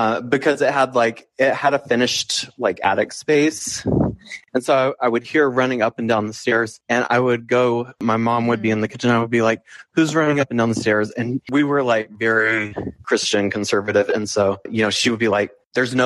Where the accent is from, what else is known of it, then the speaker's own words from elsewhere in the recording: Chattanooga, Tennessee, United States; I grew up in Chattanooga, Tennessee